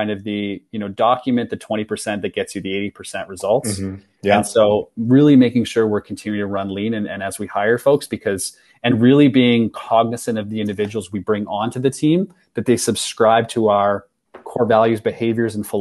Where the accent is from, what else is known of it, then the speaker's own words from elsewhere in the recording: Saskatchewan, Canada; oh no, Saskatchewan.